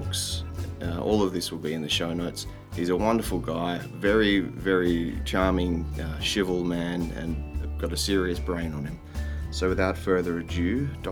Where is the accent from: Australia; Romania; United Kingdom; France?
Australia; accent: drawling Australian; I'm in Australia, obviously, as you can tell by my drawling accent.